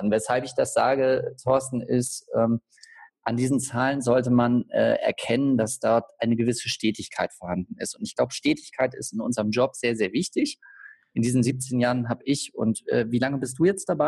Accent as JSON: {"language": "German", "town": "Bad Schwartau", "region": "Schleswig-Holstein", "country": "Germany", "lives_now": "Kiel, Germany", "said": "und äh, ursprünglich komme ich aus Bad Schwartau. Bad Schwartau wird mit Sicherheit vielen unserer Zuhörer bekannt sein als Marmeladenstadt. Bad Schwartau liegt direkt neben Lübeck. Und von Lübeck hat es mich dann nach Kiel verschlagen."}